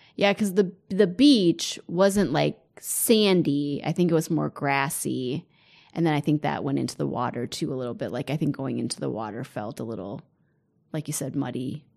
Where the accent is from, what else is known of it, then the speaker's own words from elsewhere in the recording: United States; as an American